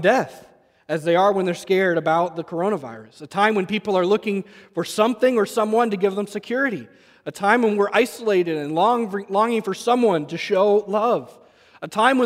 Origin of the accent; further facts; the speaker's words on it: New England, United States; growing up in New England